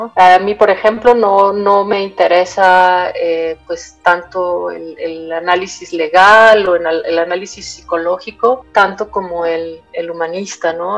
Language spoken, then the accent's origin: Spanish; Mexico City, Mexico; moved away as an adult; also born or lived in Michoacán / Tabasco; Cuando regreso a vivir a la Ciudad de México, yo soy de la Ciudad de México